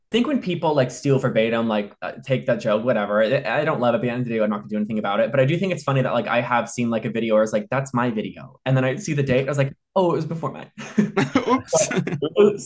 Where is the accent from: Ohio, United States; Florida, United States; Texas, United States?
Ohio, United States; moved away as an adult; also born or lived in Chicago; now in Los Angeles, United States; I'm from Ohio